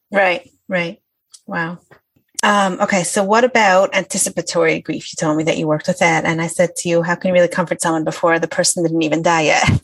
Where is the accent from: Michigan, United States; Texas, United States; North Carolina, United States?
Michigan, United States; Detroit; moved away; I'm from out of town. I'm from Detroit